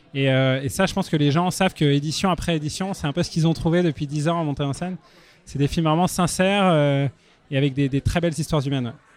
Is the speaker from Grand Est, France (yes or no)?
no; Paris, Île-de-France, France; je suis parisien